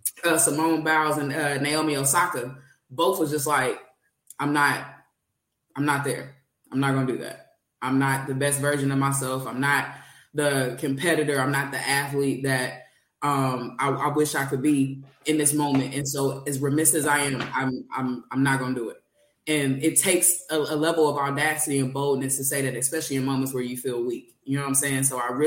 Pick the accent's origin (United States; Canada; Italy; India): United States; Kansas City, Missouri; I'm from Kansas City, Missouri specifically.